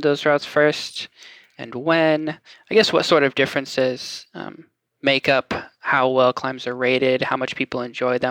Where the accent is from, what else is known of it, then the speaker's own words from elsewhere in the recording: Franklin, Tennessee, United States; I'm from Franklin area, just south of Nashville